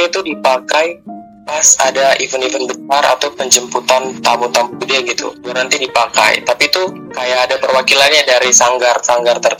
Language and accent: Indonesian; Manokwari, West Papua, Indonesia; kebetulan lahir dan besar di Manokwari, Papua Barat. Kalau asli sendiri, bukan sebenarnya bukan asli Papua sih.